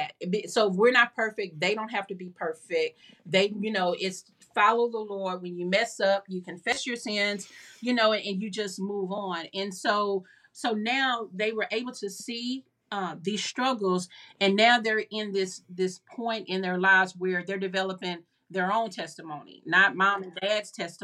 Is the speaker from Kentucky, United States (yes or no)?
no; Houston, Texas, United States; moved away as an adult; also born or lived in Lake Charles; I was born and raised in Houston